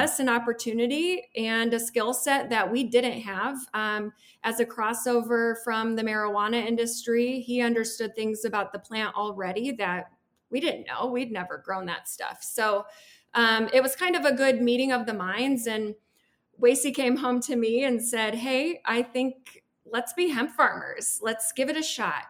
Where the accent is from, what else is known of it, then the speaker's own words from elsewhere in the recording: Peoria, Illinois, United States; moved away as an adult; also born or lived in San Antonio, Texas; now in Grand Junction, United States; I make my life here in Grand Junction, Colorado, although I was born and raised in Peoria, Illinois